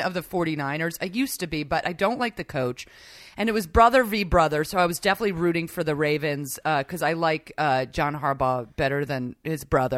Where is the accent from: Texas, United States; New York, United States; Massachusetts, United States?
New York, United States; I grew up in New York